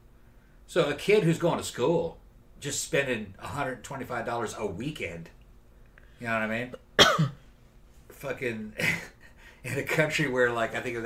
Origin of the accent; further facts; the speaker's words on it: Brazil; moved away; When I was growing up in Brazil